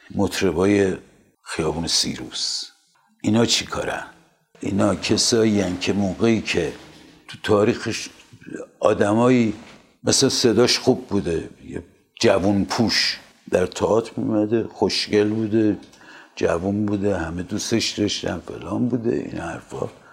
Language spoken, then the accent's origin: Persian; Iran; منم به عنوان یک ایرانی